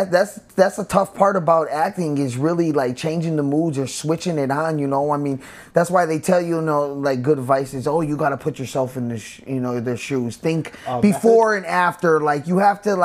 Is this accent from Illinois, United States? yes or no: yes; Chicago, Illinois, United States; accent: Chicago; I was born and raised in Chicago